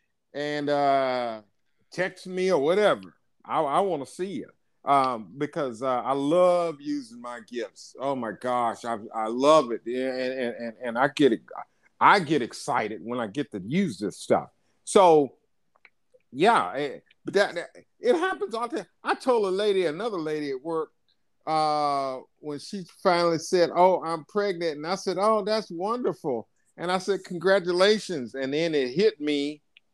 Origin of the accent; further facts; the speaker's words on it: United States; I'm American